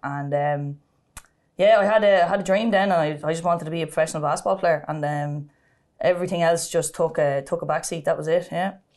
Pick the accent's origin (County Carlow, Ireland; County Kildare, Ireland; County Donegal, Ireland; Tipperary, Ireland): County Kildare, Ireland; Sallins; I'm from Salins, um, Saint Bridget's Terrace was where I grew up